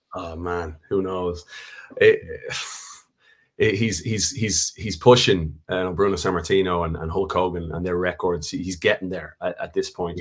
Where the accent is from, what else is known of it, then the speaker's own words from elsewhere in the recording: Ireland; moved away; we're a special country, that when we go away as Irish people, you always find that common bond